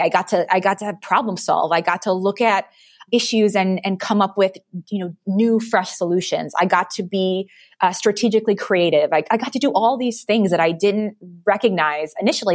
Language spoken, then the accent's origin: English; Detroit, Michigan, United States; I'm from Detroit